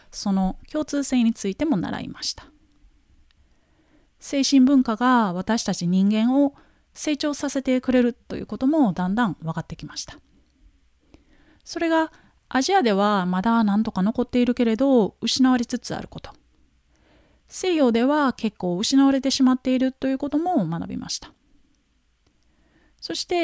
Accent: Japan; 私はなんて素晴らしい国に生まれたんだろうかと

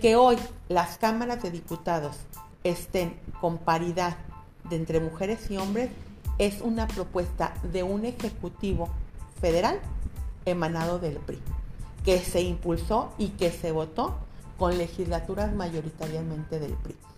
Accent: Guadalajara, Jalisco, Mexico; soy nacida en San Juan de Dios, en un hospital que era el Vázquez Arroyo y ahorita ya, ya no existe, pero soy de la cuna de Tapatía, he vivido siempre en Guadalajara

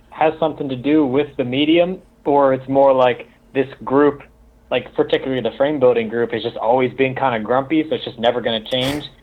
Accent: Germany; Like, "Oh, thanks, buddy. I'm from Germany," and it's like, "Oh, cool."

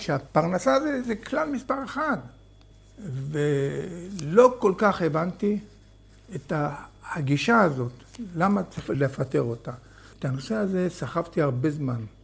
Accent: Hatikva Quarter / Kibbutz Gesher HaZiv, Northern District, Israel; also born or lived in Kiryat Haim; אני נולדתי בשכונת התקווה וגדלתי שם ולמדתי בתלמוד תורה

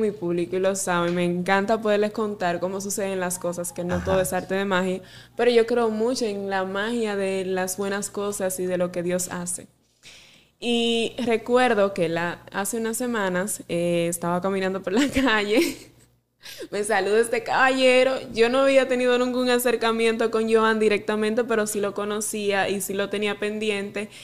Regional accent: Salcedo, Hermanas Mirabal, Dominican Republic; directamente desde mi pueblo Salcedo

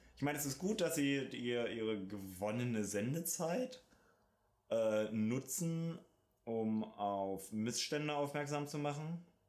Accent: Germany; wir auch als Deutsche

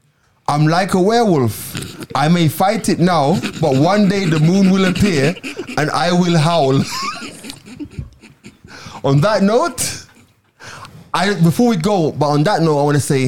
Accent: Jamaica; Because I'm Jamaican, so like...

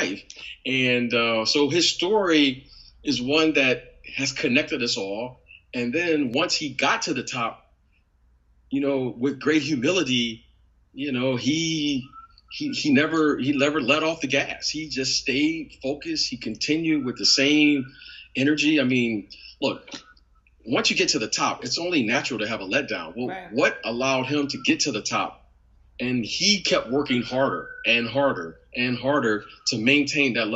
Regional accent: Detroit, Michigan, United States; I'm from Detroit, right? I'm from Detroit, Michigan

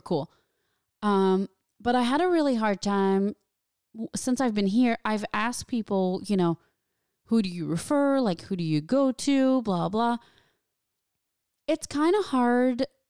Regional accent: small town near Valleyfield, Quebec, Canada; moved away as an adult; now in Los Angeles, United States; there's my hometown, which is, like, what, forty thousand people

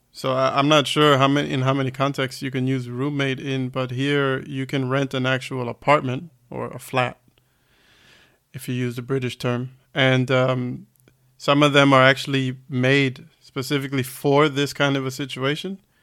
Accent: United States; now in Germany; I'm from the States

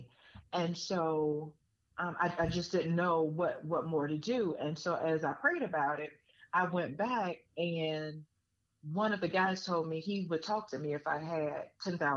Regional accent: Richmond, Virginia, United States; moved away as an adult; now in Atlanta, United States; my hometown of Virginia

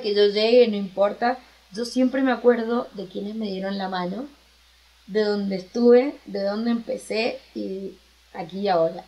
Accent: Argentina; moved away as an adult; now in Mexico; soy una simple argentina que está en México

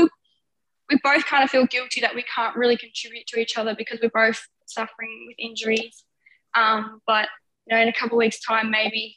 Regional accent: Seymour, Victoria, Australia; I'm commuting from my hometown Seymour

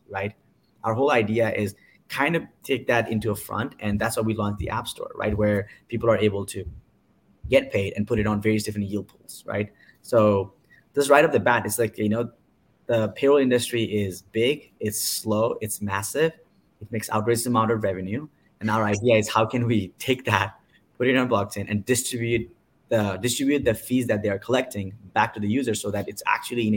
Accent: Nepal; moved away; I'm from Nepal

